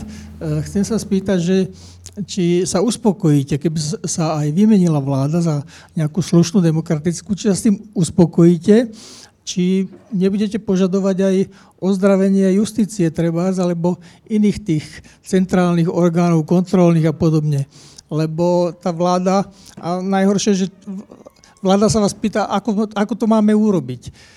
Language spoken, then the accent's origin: Slovak; Slovakia; my tu na Slovensku